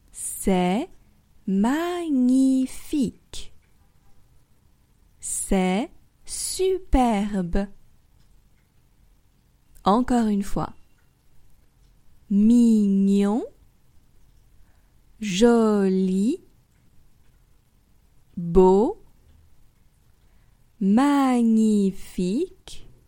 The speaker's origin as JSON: {"language": "French", "country": "France", "also_born_or_lived": "Paris", "said": "Je suis française et j'habite à Paris."}